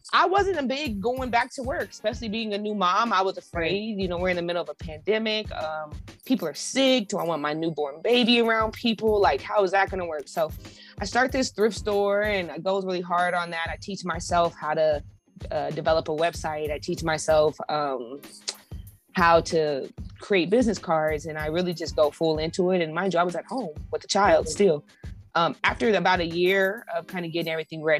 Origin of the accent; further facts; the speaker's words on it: Colorado, United States; moved away as an adult; also born or lived in Los Angeles; I'm originally from Colorado.